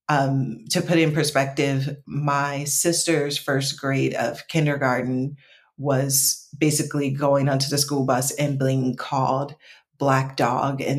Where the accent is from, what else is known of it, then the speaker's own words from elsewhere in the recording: New York, United States; also born or lived in Atlanta / Detroit; now in Los Angeles, United States; So originally, I'm from New York, born and raised, kind of by way of Atlanta and by way of Detroit.